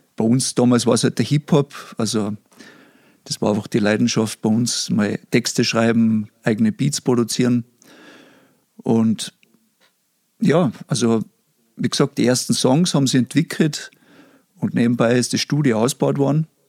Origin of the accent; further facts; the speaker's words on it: Pinzgau, Salzburg, Austria; accent: Pinzgau dialect; Ich hoffe, die Leute verstehen meinen Dialekt, obwohl ich jetzt nicht einmal so extrem pinzgarisch rede